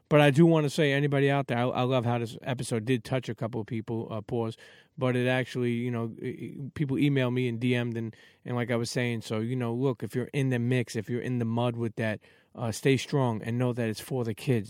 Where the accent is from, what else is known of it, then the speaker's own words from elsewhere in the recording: New York City, New York, United States; I'm Italian, but I grew up in Coney Island